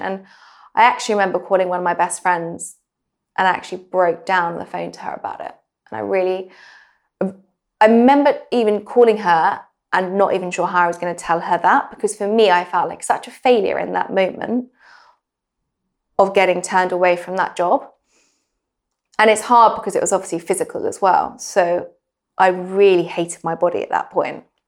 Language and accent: English; England, United Kingdom; moved away as an adult; also born or lived in New York; being really English and very British